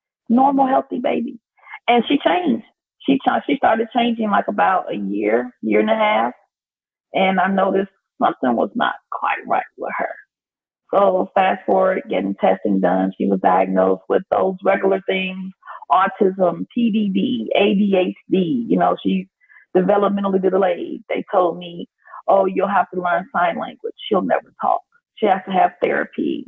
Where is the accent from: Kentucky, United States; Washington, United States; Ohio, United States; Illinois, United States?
Illinois, United States; Chicago; moved away as an adult; now in Las Vegas, United States; I was born and raised in Chicago, Illinois. And then fast forward years in the future, my family relocated and we now reside in Las Vegas, Nevada